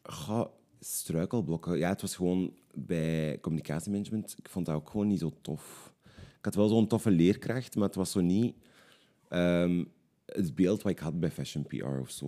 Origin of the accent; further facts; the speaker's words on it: Limburg, Flanders, Belgium; moved away as an adult; now in Antwerp, Belgium; Ik ben oorspronkelijk afkomstig uit Limburg, maar ik woon nu al tien jaar in Antwerpen